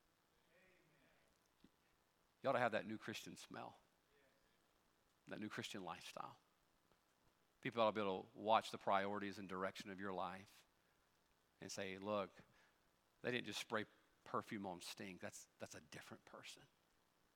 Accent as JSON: {"language": "English", "country": "United States", "said": "I'm an American"}